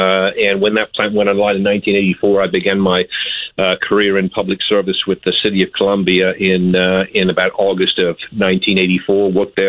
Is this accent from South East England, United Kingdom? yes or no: no; Birmingham, West Midlands, United Kingdom; moved away as an adult; now in United States; I moved from Birmingham, England back in 1978 after graduating high school in 1976, actually moved with my parents from Birmingham, England